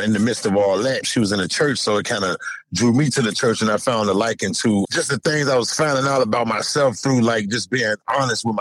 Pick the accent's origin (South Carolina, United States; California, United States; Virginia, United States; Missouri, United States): Virginia, United States; Norfolk; also born or lived in Key West, Florida; I'm from Norfolk, Virginia, originally from the uptown section of Norfolk. I was born in a neighborhood called Bowling Park